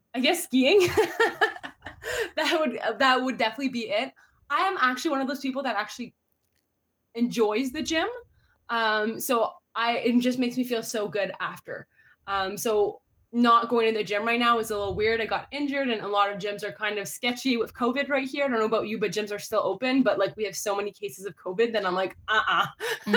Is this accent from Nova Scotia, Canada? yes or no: no; Ottawa, Ontario, Canada; I'm a fellow Canadian, and I do say A, I do. Um, so I was born in Ottawa, Ontario